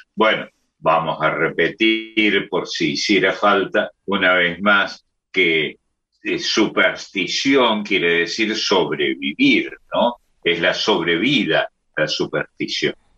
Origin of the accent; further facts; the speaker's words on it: Córdoba, Argentina; accent: Cordoban tonada; esta tonada en su vivaja que tenemos los, los cordobeses, esta manera de hablar, es de por sí graciosa en todos, menos en mí, que soy no solo de Córdoba, sino además del barrio San Vicente